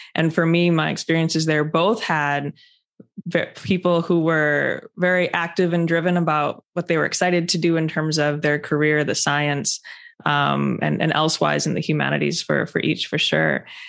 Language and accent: English; Wisconsin, United States; moved away as an adult; also born or lived in Chicago, United States / Cambridge, United Kingdom; my home state of Wisconsin